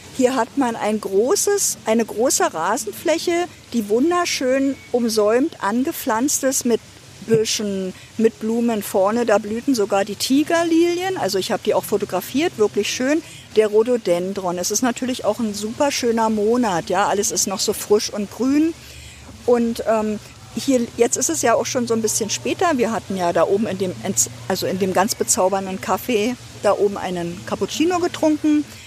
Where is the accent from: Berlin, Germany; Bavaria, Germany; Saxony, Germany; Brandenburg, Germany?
Brandenburg, Germany; Ludwigsfelde; moved away as an adult; now in Potsdam, Germany; ich bin eine gebürtige Ostdeutsche, und ähm, aufgewachsen in Ludwigsfelde